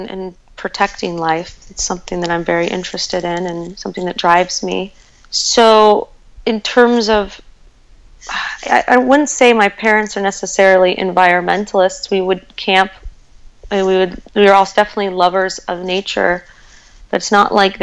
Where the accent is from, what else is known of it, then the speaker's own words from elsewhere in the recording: Golden, Colorado, United States; I'm from Golden, Colorado, just a little south of Boulder, and I lived along the South Table Mountain